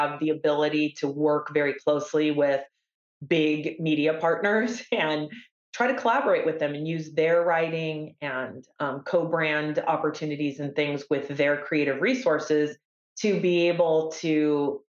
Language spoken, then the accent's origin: English; Silicon Valley, California, United States; I was born and raised in Silicon Valley